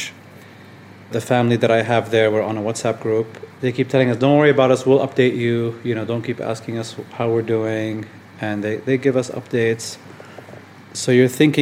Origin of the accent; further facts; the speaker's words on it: Jordan; growing up in Jordan as Palestinian, you know, originally